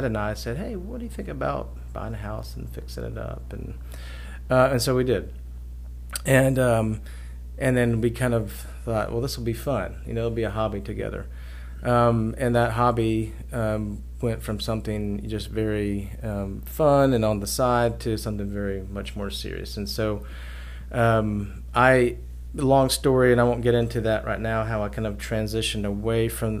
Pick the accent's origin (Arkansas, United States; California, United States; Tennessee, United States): Tennessee, United States; Knoxville; moved away as an adult; also born or lived in Asheville, North Carolina; I grew up in Knoxville, and I moved to Asheville, North Carolina